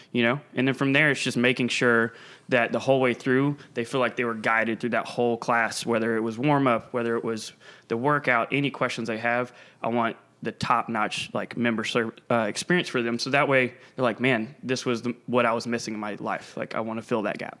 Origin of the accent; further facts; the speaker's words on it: Pawleys Island, South Carolina, United States; also born or lived in Charleston, South Carolina / Atlanta, Georgia; I'm from Pauley's Island, South Carolina.